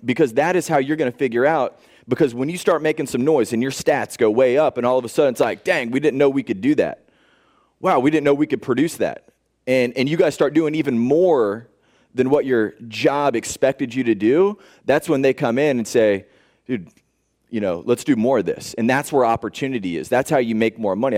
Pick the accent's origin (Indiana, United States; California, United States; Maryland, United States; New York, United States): Indiana, United States; Indianapolis; I grew up in Indianapolis, Indiana, grew up on a farm